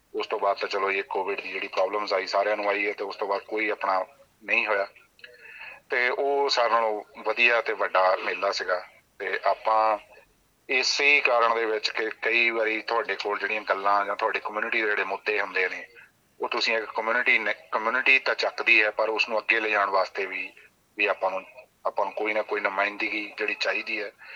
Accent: Nangal Shama, Punjab, India; moved away as an adult; now in Griffith, Australia; ਮੇਰਾ ਪਿੰਡ ਨੰਗਲ ਸ਼ਾਮਾ ਜੀ ਜ਼ਿਲ੍ਹਾ ਜਲੰਧਰ ਪੰਜਾਬ ਤੋਂ ਬਿਲੋਂਗ ਕਰਦੇ ਆ ਜੀ

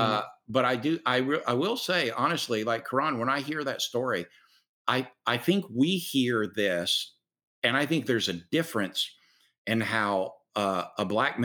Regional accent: the South, United States; accent: Southern; also born or lived in North Kingstown, Rhode Island; my Southern accent

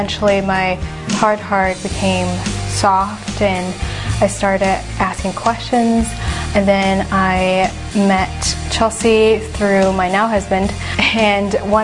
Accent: Hong Kong; moved away as an adult; also born or lived in California; now in Iowa, United States; I grew up in Hong Kong. And I moved to Iowa after spending 2 years in California, and that was my third year of college.

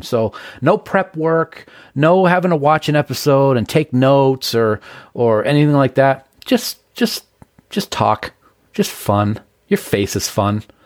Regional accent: Nashua, New Hampshire, United States; the house that I grew up in on Browning in Nashua

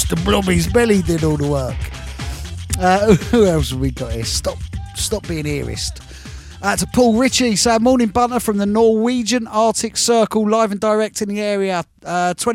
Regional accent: London, United Kingdom; I'm a Londoner.

